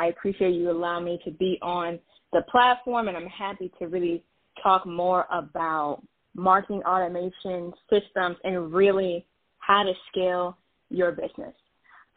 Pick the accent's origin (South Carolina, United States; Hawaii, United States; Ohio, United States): Ohio, United States; Toledo; I am a born and raised in the wonderful Midwest. I'm from Toledo, Ohio, a little bit south of Detroit